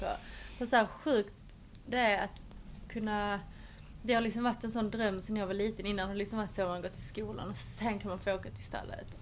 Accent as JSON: {"language": "Swedish", "country": "Sweden", "moved": "as an adult", "lives_now": "England", "said": "Jag hade också bara bandat hemma i Sverige"}